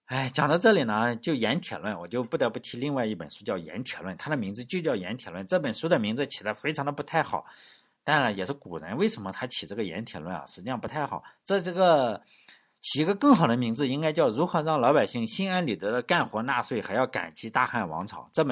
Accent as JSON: {"language": "Chinese", "country": "China", "said": "说中国人啊，我们中国人是一个友善的民族。"}